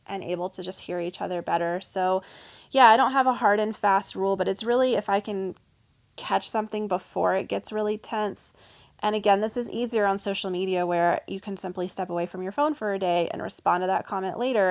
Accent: the South, United States; I'm from the South

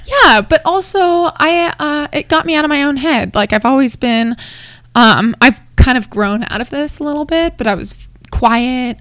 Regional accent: Hawaii, United States; now in Colorado, United States; I'm from Hawaii

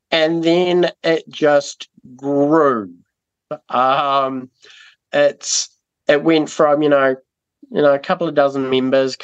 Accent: Timaru, Canterbury, New Zealand; also born or lived in Burkes Pass; So before we were in Timaru, I grew up in Burke's Pass

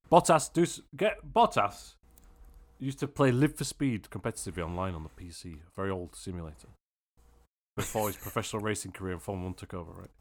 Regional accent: United Kingdom; I'm British.

